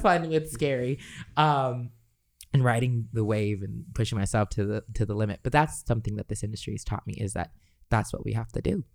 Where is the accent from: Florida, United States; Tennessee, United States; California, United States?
California, United States; Los Angeles; growing up in Los Angeles, uh, as a Los Angeles local